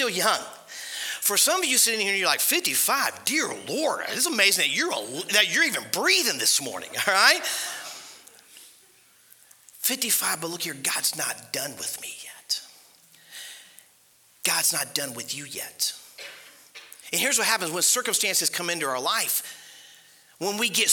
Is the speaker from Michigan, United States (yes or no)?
no; Ohio, United States; moved away as an adult; also born or lived in Panama City Beach, Florida; we grew up in Ohio, so we know how Ohio is